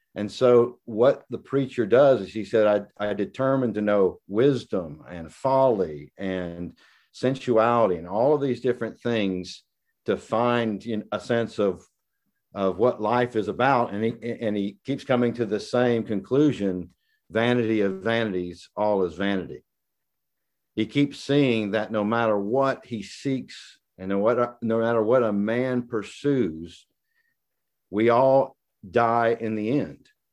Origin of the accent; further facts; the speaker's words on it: the South, United States; I'm from the South